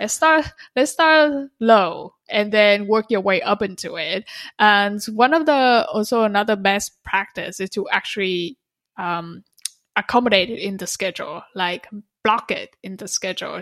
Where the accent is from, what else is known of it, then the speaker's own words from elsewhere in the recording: Vietnam; moved away; I'm from Vietnam